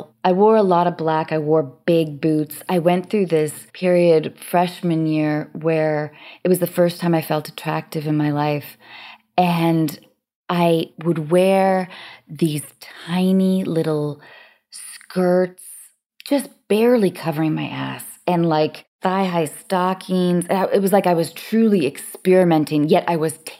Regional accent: Seattle, Washington, United States; also born or lived in Baltimore, Maryland; my parents' decision to move to Seattle when I was 6 years old. I was born in Baltimore.

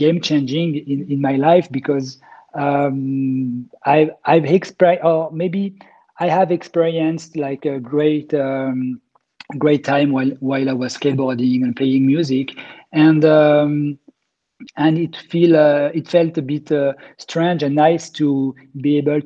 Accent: Grenoble, Auvergne-Rhône-Alpes, France; I grew up in Grenoble in the Alps

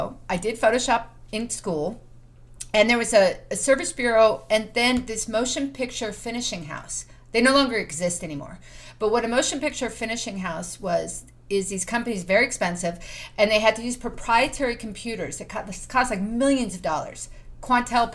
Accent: Southern California, United States; I grew up here. I'm from Southern California.

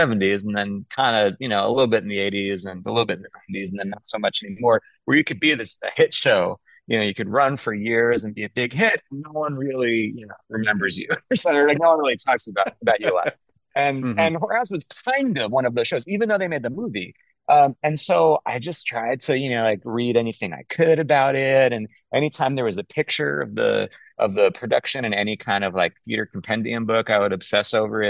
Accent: Long Island, New York, United States; I grew up on Long Island

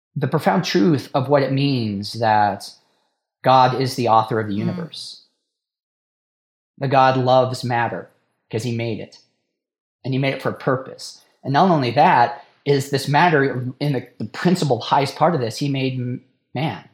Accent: Idaho, United States; born and raised in Idaho

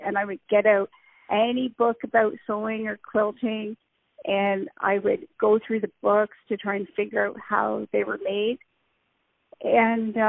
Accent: Cambridge, Ontario, Canada; moved away as an adult; also born or lived in South Korea; I was born and raised in Cambridge, Ontario, Canada, which is about an hour away from Toronto.

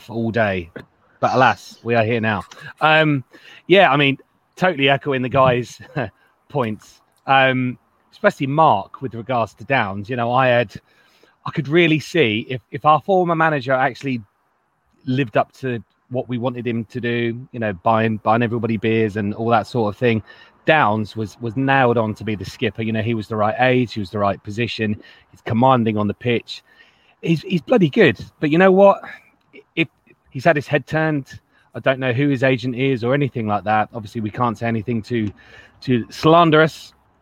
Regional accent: Lincolnshire, East Midlands, United Kingdom; moved away; I'm originally from Lincolnshire, which is why I've got a very strange accent at times

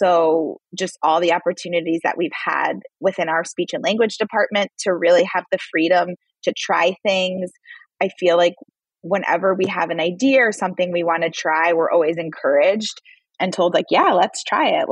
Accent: Long Island, New York, United States; I am a native New Yorker. I was born and raised on Long Island

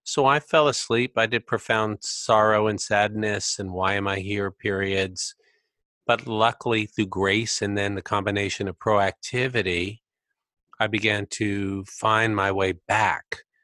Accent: United States; I grew up in America

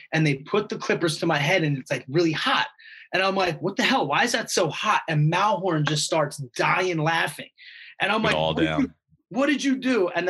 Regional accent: Stone Harbor, New Jersey, United States; Like my dad has a house in Stone Harbor. I grew up in Stone Harbor, so I'm very familiar with that.

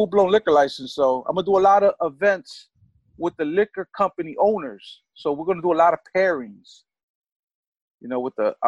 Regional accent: New York City, New York, United States; now in Philadelphia, United States; I'm from the Bronx

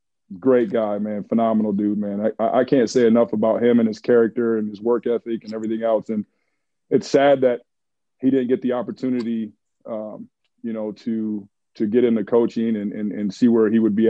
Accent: Michigan, United States; I was from Michigan, so I was a diehard Michigan football fan

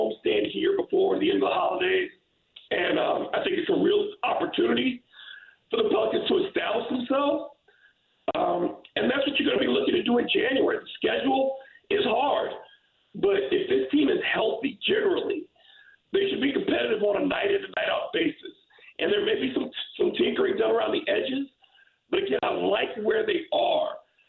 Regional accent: Michigan, United States; born there; I was born in Michigan.

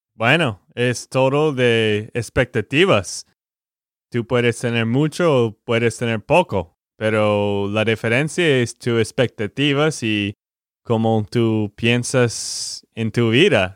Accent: Texas, United States; de Texas, Estados Unidos

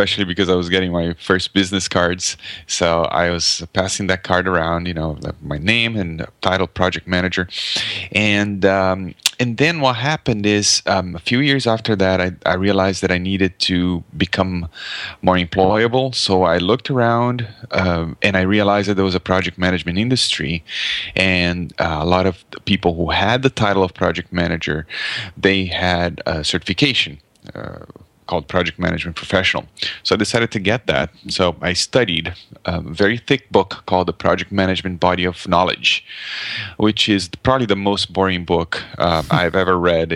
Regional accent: Brazil; English is a second language; moved away as an adult; now in Canada; So I live in Canada, but I grew up in Brazil, actually. So I'm speaking a foreign language right now

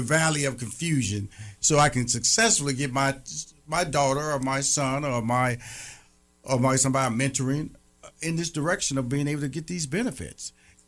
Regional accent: Houston, Texas, United States; went back to my hometown of Houston, Texas

